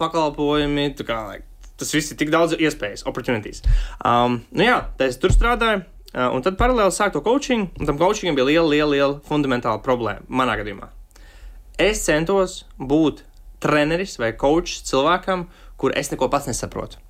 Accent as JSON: {"language": "Latvian", "country": "Latvia", "said": "kur es esmu, no Kalniem, Nīgāns Pagasas salas novads"}